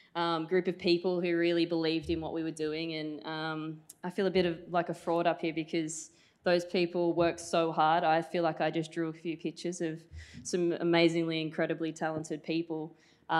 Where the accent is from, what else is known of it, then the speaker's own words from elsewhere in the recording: Newcastle, New South Wales, Australia; I was a kid from Newcastle